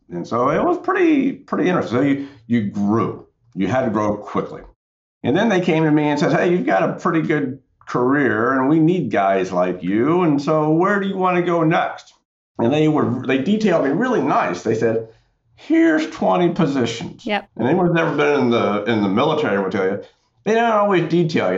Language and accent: English; Central North Carolina, United States; I grew up in Central North Carolina